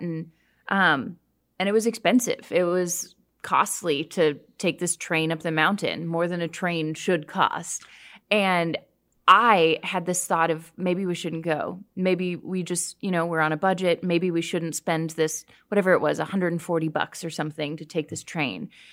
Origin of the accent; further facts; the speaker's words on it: Canada; I grew up hiking in Canada